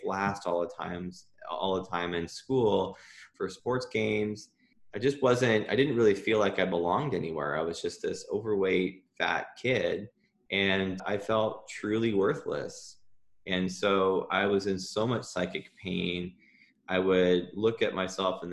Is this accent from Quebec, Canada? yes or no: no; Ontario, Canada; moved away; I'm from Ontario originally.